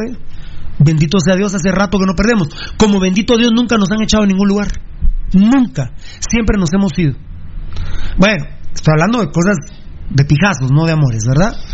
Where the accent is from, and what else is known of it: Guatemala